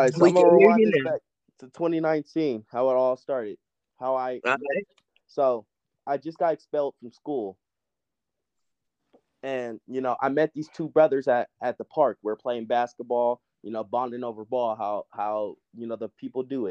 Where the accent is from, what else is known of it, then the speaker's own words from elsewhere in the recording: Colorado, United States; We're from Colorado